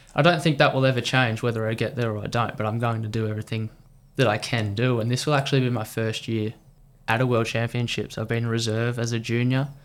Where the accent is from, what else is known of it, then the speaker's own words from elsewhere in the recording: Victoria, Australia; as an Australian